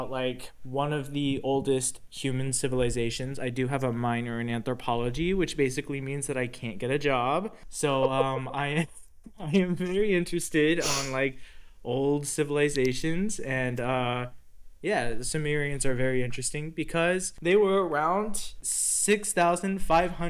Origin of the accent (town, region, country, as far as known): Texas, United States; born or raised there